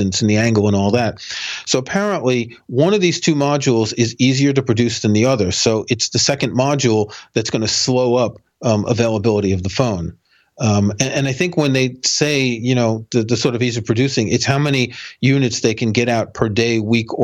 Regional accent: New York, United States

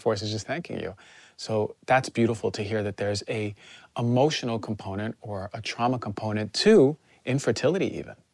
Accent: New Jersey, United States; I'm from New Jersey

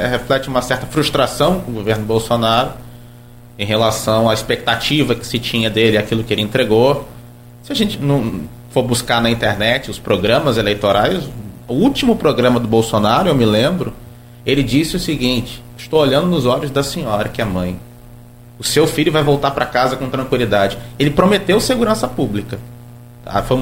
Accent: Italva, Rio de Janeiro, Brazil

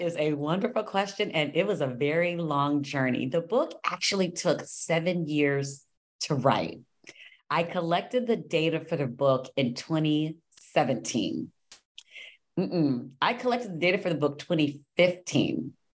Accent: Los Angeles, California, United States; I'm from Los Angeles

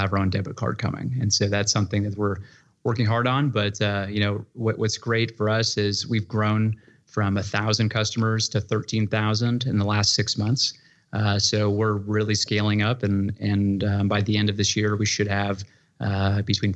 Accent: California, United States; moved away as an adult; also born or lived in San Francisco; now in Austin, United States; I grew up in California, lived in San Francisco.

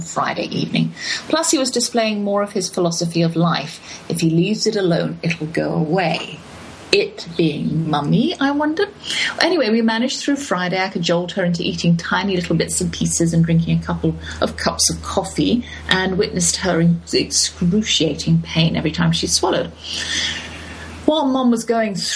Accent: United Kingdom; moved away as an adult; now in United States; my legality in America as a British citizen

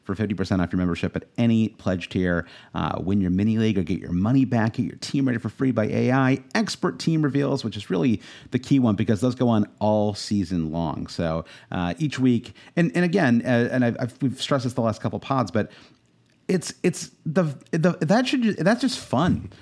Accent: United States; as an American

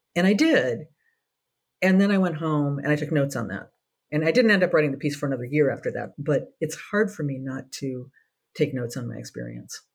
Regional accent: Minnesota, United States; moved away as an adult; also born or lived in New York; I'm from Minnesota

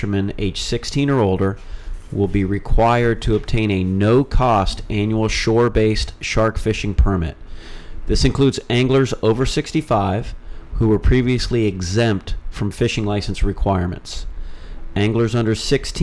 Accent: Wilton Manors, Florida, United States; I grew up in Wolt Manors

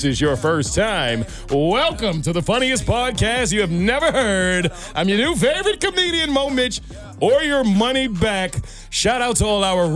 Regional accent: New York City, New York, United States; I'm from Brooklyn

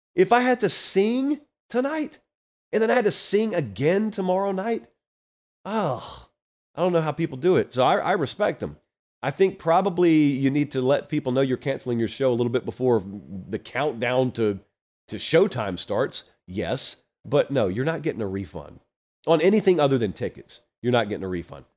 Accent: Georgia, United States; I grew up down in Georgia

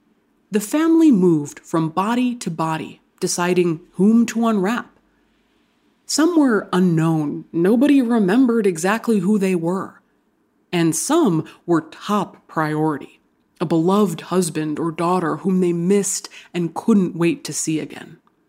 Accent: Hawaii, United States; born or raised there

